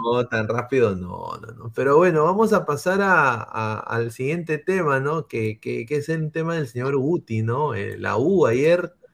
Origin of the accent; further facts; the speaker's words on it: Lima, Peru; todos acá somos de Lima.